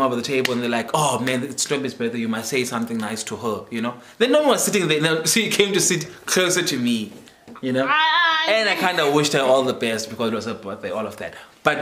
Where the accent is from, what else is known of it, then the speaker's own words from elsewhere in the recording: Dispatch, Eastern Cape, South Africa; moved away as an adult; also born or lived in Port Elizabeth; I'm born and raised in Dispatch.